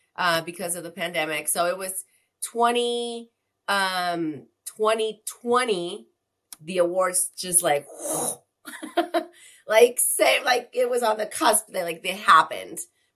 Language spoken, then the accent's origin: English; Tijuana, Baja California, Mexico; I'm from Tijuana